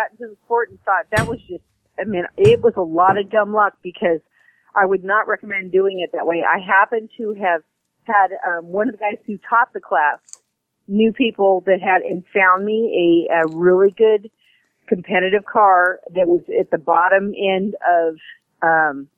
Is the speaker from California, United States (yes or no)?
yes; California, United States; moved away as an adult; now in Boerne, Texas, United States; I'm originally from California